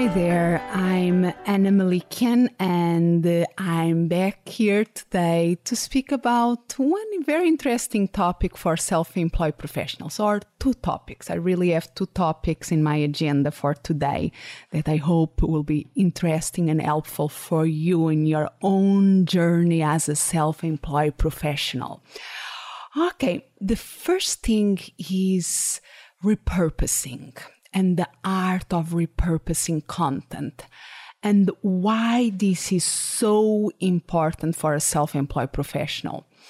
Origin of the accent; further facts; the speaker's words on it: Portugal; English is a second language; moved away as an adult; also born or lived in Salamanca, Spain; now in Phoenix, United States; I moved back to Portugal. That was my, it's my country of origin